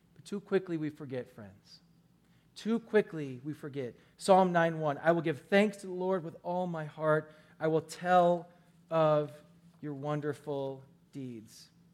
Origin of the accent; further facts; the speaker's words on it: Milwaukee, Wisconsin, United States; I'm from Milwaukee